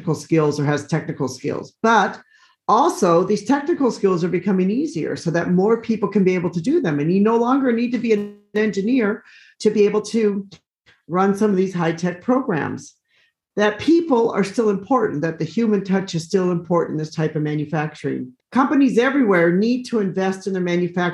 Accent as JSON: {"language": "English", "country": "United States", "said": "I'm American"}